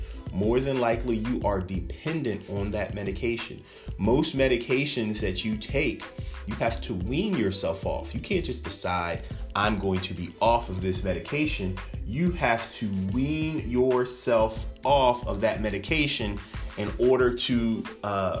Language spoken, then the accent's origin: English; United States; as American citizens